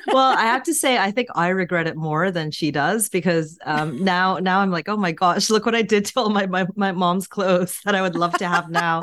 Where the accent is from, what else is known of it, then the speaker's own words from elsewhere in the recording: Vancouver, British Columbia, Canada; now in London, United Kingdom; I was born in Vancouver. I have a Korean background, but born in Canada